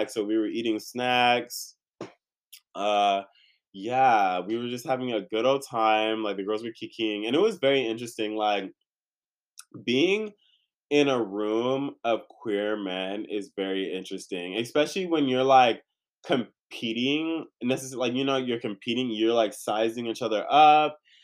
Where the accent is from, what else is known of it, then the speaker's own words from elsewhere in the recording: California, United States; also born or lived in San Diego / Inland Empire / Orange County / Los Angeles; I'm born and raised in California, if you don't know. So I moved around, been from San Diego to the IE, been around OC, been around